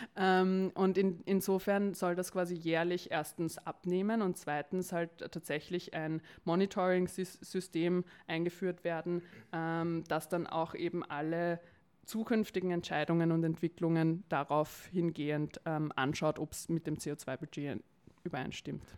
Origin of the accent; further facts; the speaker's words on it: Vienna, Austria; ich komme aus Wien, bin geboren in Wien, also eine echte Wienerin